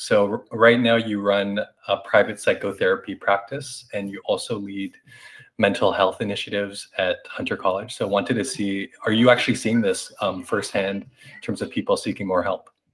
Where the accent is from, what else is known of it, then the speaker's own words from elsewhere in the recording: Canada; moved away; also born or lived in New York; coming from an Asian uh, Canadian, but I also identify as Asian American having lived in New York